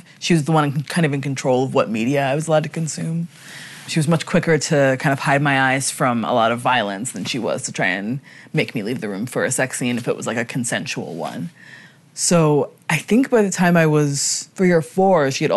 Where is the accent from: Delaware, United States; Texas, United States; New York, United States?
Delaware, United States; Wilmington; I grew up in Wilmington, Delaware.